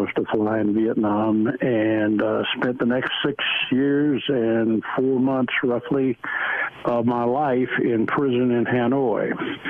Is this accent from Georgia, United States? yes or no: yes; Southwest Georgia, United States; moved away as an adult; I grew up in Southwest Georgia. I attended a small town school. Had about 65 kids in my class, and about 45 of us are still living as we approach 82.